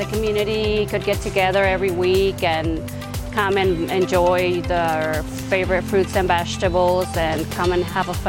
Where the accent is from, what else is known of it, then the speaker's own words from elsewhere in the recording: Selah, Washington, United States; We are from Selah, Washington. We're a family business.